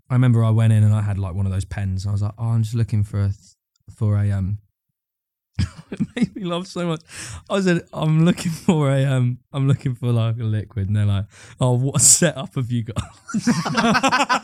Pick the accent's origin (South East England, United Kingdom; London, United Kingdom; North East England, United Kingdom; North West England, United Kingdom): South East England, United Kingdom; Brighton; also born or lived in Eastbourne; I grew up in and around Brighton. So I was born in Brighton, then, like, I, like, moved to, like, a, I moved to a place called Eastbourne when I was real young and then moved back to Brighton